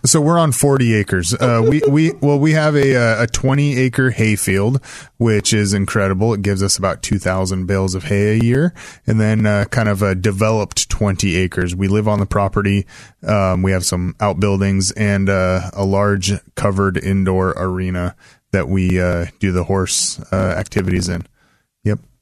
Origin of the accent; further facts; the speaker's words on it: Salem, Oregon, United States; I grew up in West Salem